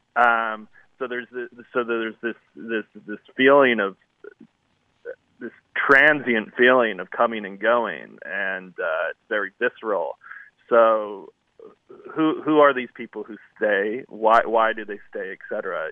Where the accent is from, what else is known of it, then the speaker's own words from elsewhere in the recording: outside of Yosemite Park, California, United States; also born or lived in Paradise, California; early childhood outside of yosemite park